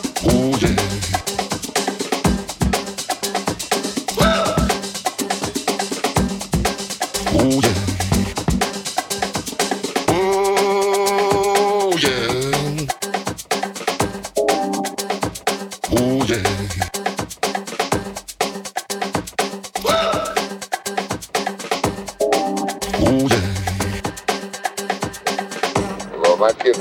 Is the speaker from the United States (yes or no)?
yes; Mississippi, United States; now in Chicago, United States; I've been in Chicago for quite a few years, but I was born in Mississippi.